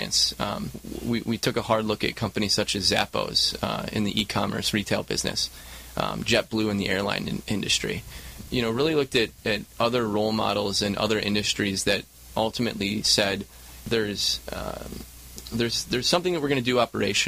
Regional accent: Michigan, United States; moved away as an adult; also born or lived in Chicago; now in Southern California, United States; Born and raised in Michigan

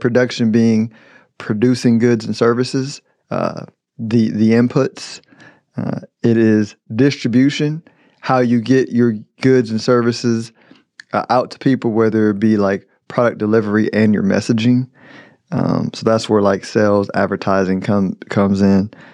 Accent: United States; I'm an American

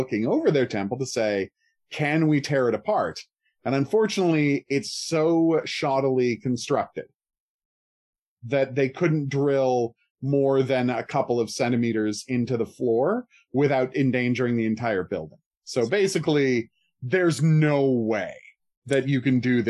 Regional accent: Canada; I use soccer that time because I'm from Canada

